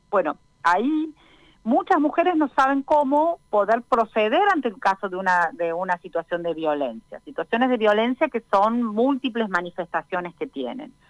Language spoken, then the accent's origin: Spanish; Argentina; en nuestro caso, un país federal como es Argentina